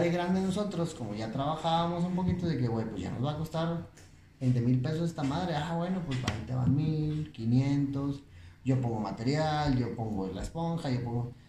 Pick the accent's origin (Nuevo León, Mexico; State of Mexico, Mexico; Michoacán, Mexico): Nuevo León, Mexico; Monterrey; yo soy de aquí de Monterrey, Nuevo León. Yo nací en el 88.